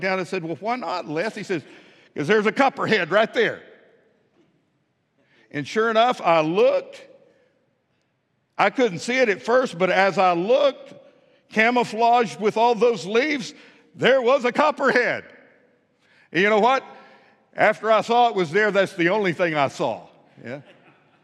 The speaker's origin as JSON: {"language": "English", "region": "West Texas", "country": "United States", "tie": "born or raised there", "also_born_or_lived": "Pine Bluff, Arkansas", "moved": "as an adult", "lives_now": "Fort Smith, United States", "said": "Where I was raised in West Texas"}